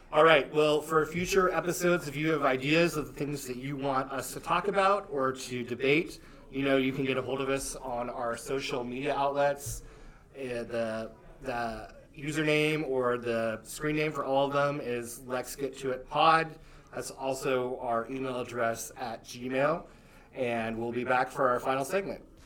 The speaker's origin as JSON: {"language": "English", "region": "Nebraska", "country": "United States", "moved": "yes", "lives_now": "Lexington, United States", "said": "I'm from Nebraska"}